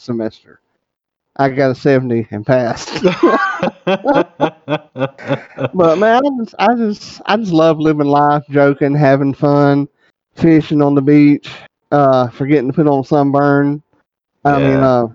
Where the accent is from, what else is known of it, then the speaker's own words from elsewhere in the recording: South Georgia, United States; I am from South Georgia